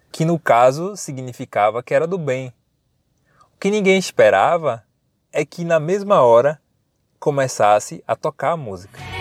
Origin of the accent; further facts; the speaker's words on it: Paripiranga, Bahia, Brazil; now in Salvador, Brazil; Eu sou, eu moro em Salvador, eu sou do interior da Bahia, uma cidade chamada Paripiranga.